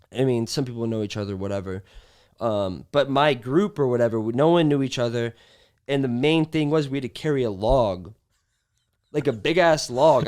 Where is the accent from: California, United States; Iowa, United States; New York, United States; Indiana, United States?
California, United States; Long Beach; also born or lived in Nebraska; I moved around a little bit as a kid, but I feel like my formative years were in Long Beach